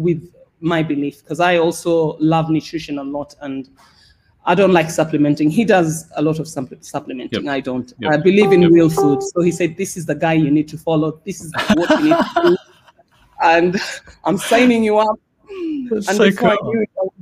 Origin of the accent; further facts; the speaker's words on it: Kenya; moved away as an adult; also born or lived in United Kingdom; now in Cyprus; I was born and raised in Kenya, and then after school, I think I was 28 when I left